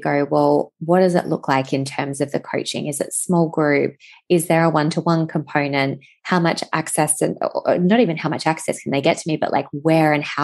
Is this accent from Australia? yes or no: yes; Western Australia, Australia; I'm from Western Australia